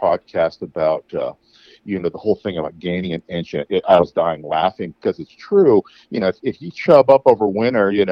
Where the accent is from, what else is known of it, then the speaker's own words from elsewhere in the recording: Midwest, United States; I grew up in the Midwest in the 80s.